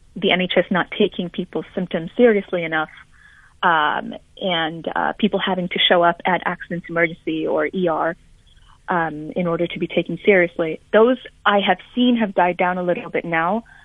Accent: Budapest, Hungary; now in London, United Kingdom; my hometown of Budapest

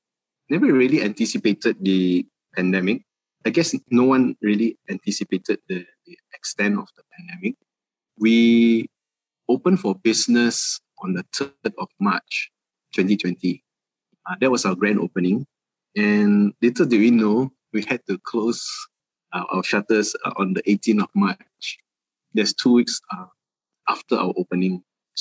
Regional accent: Malaysia; just basically being Malaysian. So we thought that was one of the most important thing that we all, it's the everyday things that we see in Malaysia

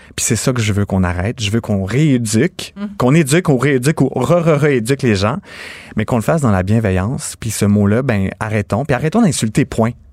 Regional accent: Napierville, Quebec, Canada

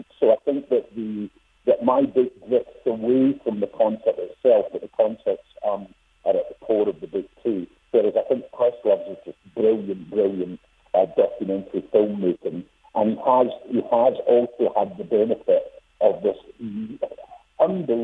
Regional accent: Scotland, United Kingdom; I was a child growing up in Scotland, where I'm from

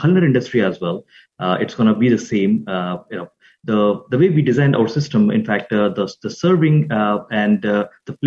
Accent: India; moved away as an adult; also born or lived in Arlington Heights, United States; now in United States; I grew up in India and had started engineering, and then I moved to the United States in 2002

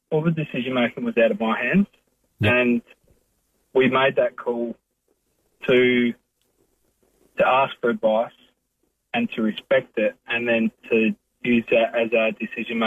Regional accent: South Australia, Australia; moved away as an adult; growing up in South Australia

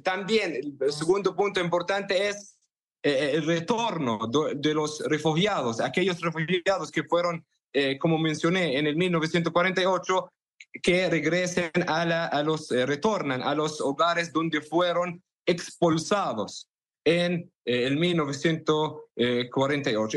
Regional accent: Hebron, West Bank, Palestine; now in Brazil; soy de Hebrón, de una ciudad en la Cisjordania

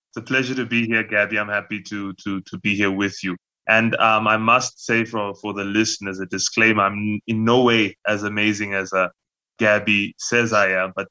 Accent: South Africa; Well, if um, ever there was such a thing as the South African dream, I think that uh, my family would be a testament towards that.

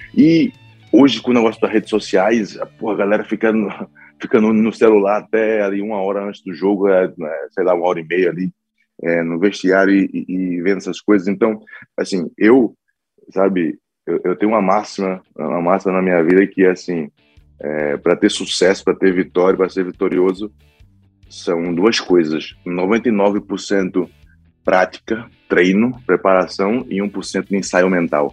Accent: Recife, Pernambuco, Brazil; moved away; also born or lived in São Paulo; minha terra, Recife

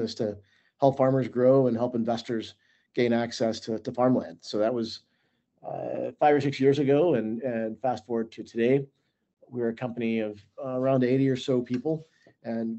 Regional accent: Stuttgart, Arkansas, United States; also born or lived in Little Rock, Arkansas; now in Fayetteville, United States; I grew up between Stuttgart and Little Rock, the quote-unquote big city, going back and forth.

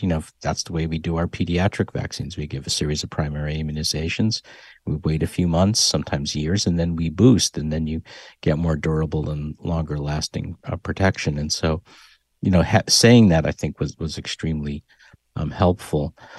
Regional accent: Hartford, Connecticut, United States; moved away as an adult; now in Texas, United States; growing up in Hartford

